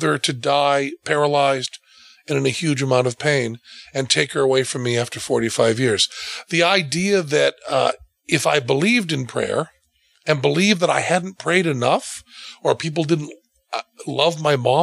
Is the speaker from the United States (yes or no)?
yes; New England, United States; I'm from New England